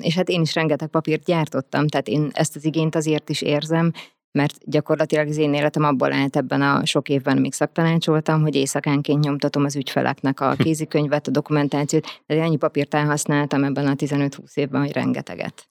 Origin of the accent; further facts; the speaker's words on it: Hungary; also born or lived in Budapest; én alapvetően vidéki vagyok